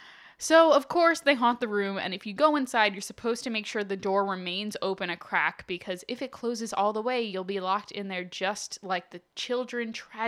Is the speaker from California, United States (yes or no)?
no; Utah, United States; I'm from Utah. There's a lot of church-owned properties near me.